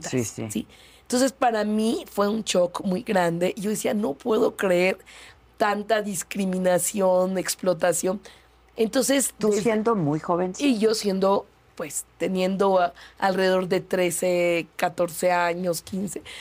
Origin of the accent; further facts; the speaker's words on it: Mexico City, Mexico; also born or lived in Iztapalapa, Mexico City; Yo nací en la Benito Juárez, en la colonia Nativitas. Okay. Eh, estudié allí la primaria, el primer año de secundaria. Entonces soy una mujer del poniente que por convicción me fui a vivir al extremo oriente de la ciudad.